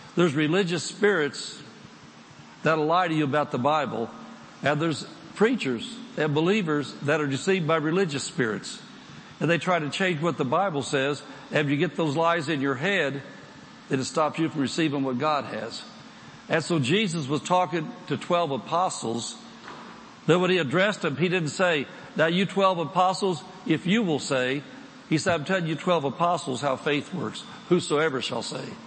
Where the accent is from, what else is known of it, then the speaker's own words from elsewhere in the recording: United States; I'm from the United States